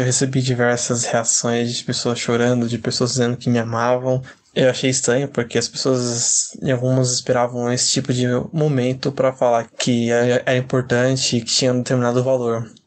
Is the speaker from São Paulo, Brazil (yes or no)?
yes; interior of São Paulo, Brazil; sou do interior de São Paulo, moro em Campo Limpo Paulista